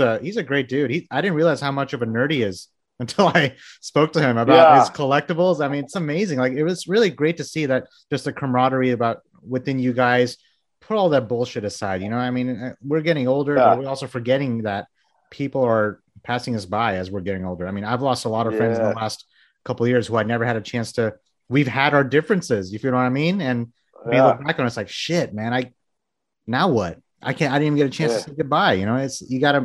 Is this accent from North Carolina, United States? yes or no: no; New York, United States; moved away; I'm originally from New York